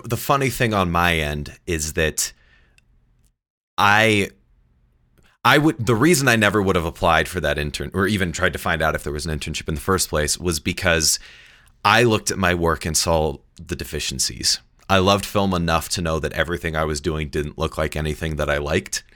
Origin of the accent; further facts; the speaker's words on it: Indianapolis, Indiana, United States; also born or lived in New York; I grew up in Indianapolis, and I was six years old